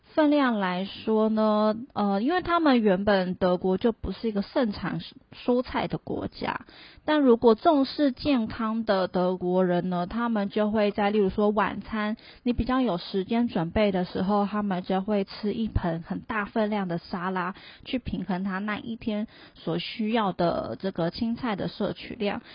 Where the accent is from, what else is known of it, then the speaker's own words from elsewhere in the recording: Taiwan; moved away as an adult; also born or lived in Germany; 我们台湾人吃非常非常多的鸡蛋